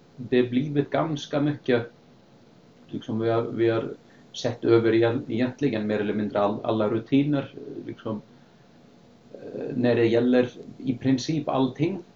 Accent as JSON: {"language": "Swedish", "town": "Akureyri", "region": "Northeastern Region", "country": "Iceland", "tie": "born or raised there", "also_born_or_lived": "Sweden / Canada / United States", "moved": "as an adult", "said": "jag är i alla fall född och uppvuxen på Island, på norra Island, en um, liten stad som heter Akureyri"}